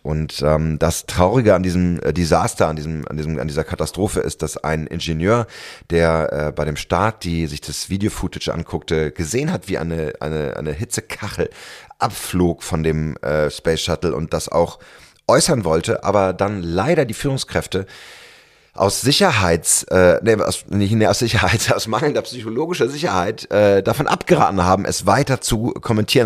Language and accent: German; Berlin, Germany; als Berliner